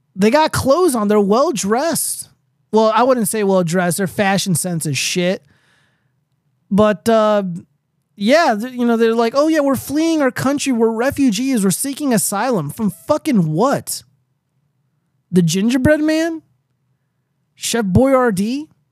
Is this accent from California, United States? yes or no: yes; California, United States; I live in the Southwest, I'm from California.